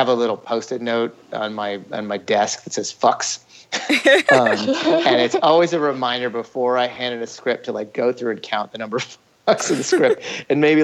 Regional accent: Ithaca, New York, United States; I grew up in Ithaca, New York

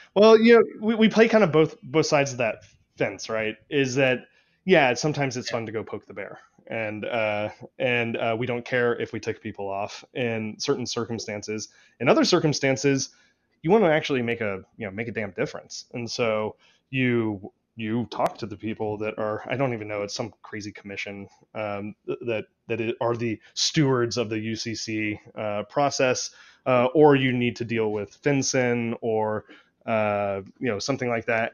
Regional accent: Austin, Texas, United States; also born or lived in Wheatland, Wyoming; I am born and raised in Austin, Texas, uh, but now I split my time between Austin and uh, Wheatland, Wyoming.

